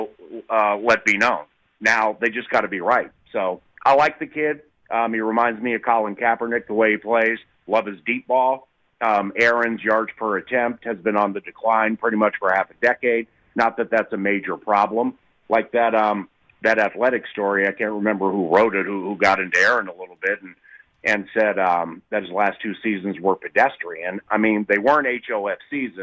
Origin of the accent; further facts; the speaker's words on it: Washington, District of Columbia, United States; now in Minnesota, United States; growing up in Washington, D.C.